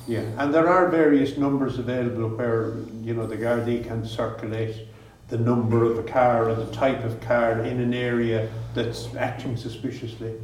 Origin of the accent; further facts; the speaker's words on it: Scariff, Munster, Ireland; growing up in Scariff not alone were the doors not locked